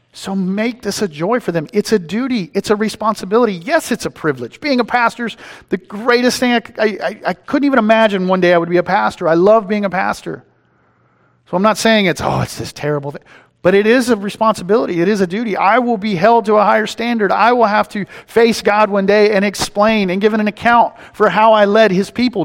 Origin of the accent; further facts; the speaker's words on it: East Texas, United States; moved away; I'm from East Texas